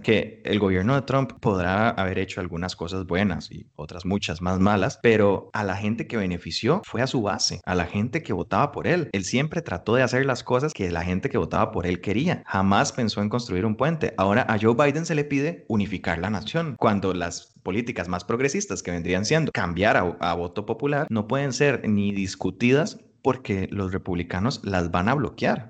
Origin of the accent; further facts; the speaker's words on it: Costa Rica; nosotros como costarricenses